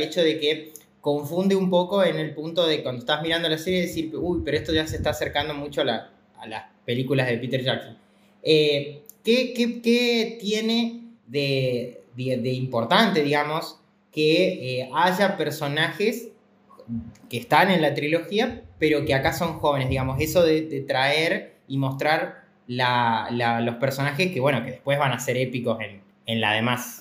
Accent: Córdoba, Argentina; yo soy del interior, de Córdoba

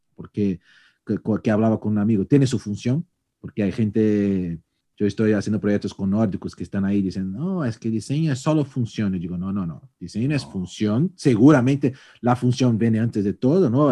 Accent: Brazil; born or raised there; Spanish is a second language; now in Spain

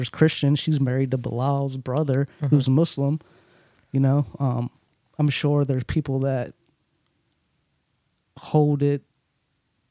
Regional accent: United States; accent: country twang; first language Urdu; English is a second language; also born or lived in Pakistan / Virginia / Maryland / California; I grew up in Virginia and Maryland around like crazy country kids

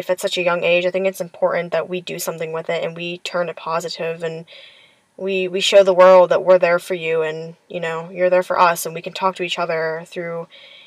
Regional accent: Lorain, Ohio, United States; now in Pittsburgh, United States; I'm actually from a very small town in Ohio named Lorain. Lorain is very, very close to Cleveland

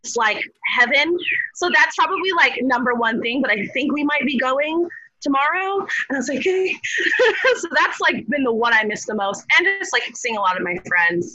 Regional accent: South Florida, United States; moved away as an adult; now in Gainesville, United States; I'm from South Florida, where my old place where I'm from would have food truck rallies on Fridays

